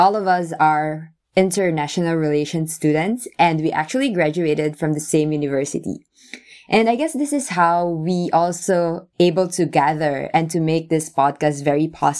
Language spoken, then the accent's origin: English; Philippines; now in Japan; I'm a Filipino-Japanese. I was born and raised in the Philippines, and I just moved to Japan, I think 9 years ago.